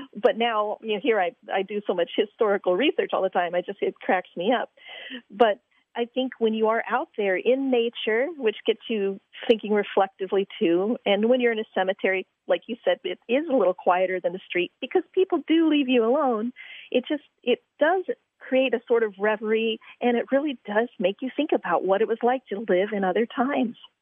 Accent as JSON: {"language": "English", "region": "Virginia", "country": "United States", "tie": "born or raised there", "said": "when I was a little girl growing up in Virginia"}